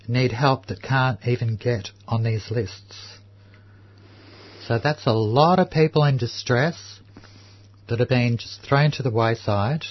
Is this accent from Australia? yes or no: yes; Melbourne, Victoria, Australia; I grew up in Housing Commission just up the road in Fitzroy here